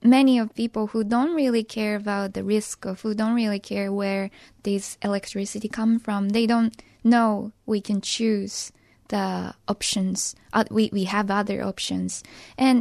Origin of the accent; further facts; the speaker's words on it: Hiroshima, Japan; English is a second language; growing up in Hiroshima